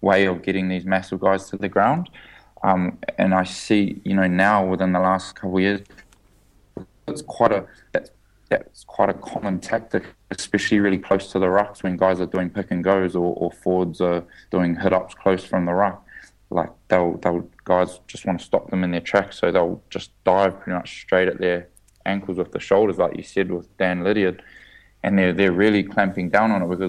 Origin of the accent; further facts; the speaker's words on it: Auckland, New Zealand; growing up in Auckland, I was a little white guy